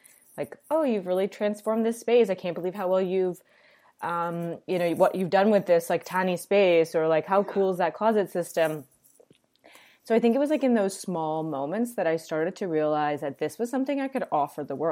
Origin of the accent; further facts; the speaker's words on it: Toronto, Ontario, Canada; moved away; also born or lived in New York; I'm Canadian, I'm from Toronto.